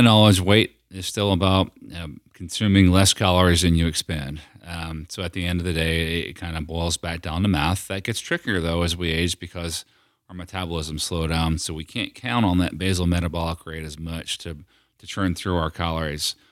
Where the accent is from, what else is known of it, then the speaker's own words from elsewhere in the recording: near Philadelphia, Pennsylvania, United States; now in Knoxville, United States; the nicer Italian restaurants that we had growing up near Philadelphia